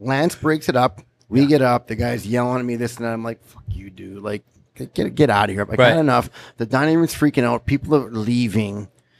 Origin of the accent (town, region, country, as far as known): Winnipeg, Manitoba, Canada